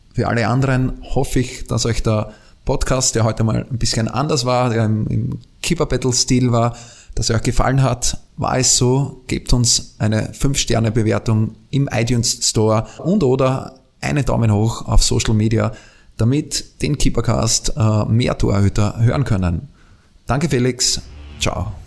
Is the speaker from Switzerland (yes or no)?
no; Austria; ich bin Österreicher